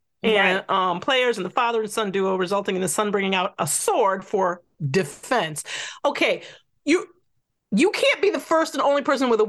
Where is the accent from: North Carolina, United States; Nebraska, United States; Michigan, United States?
Michigan, United States; Detroit; where are you from? I was like, you know, Rosedale Park.